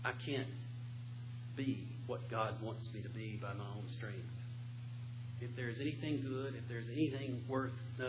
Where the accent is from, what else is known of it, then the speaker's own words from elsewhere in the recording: Western North Carolina, United States; I'm from Western North Carolina